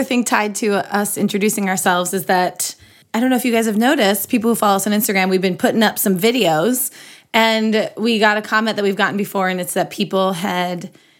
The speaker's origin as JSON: {"language": "English", "region": "Minnesota", "country": "United States", "said": "Allie has a more Midwestern accent than I do, and I have a more Midwestern look. So I like am I sort of look Swedish or like a Viking. Like I'm very much from Minnesota."}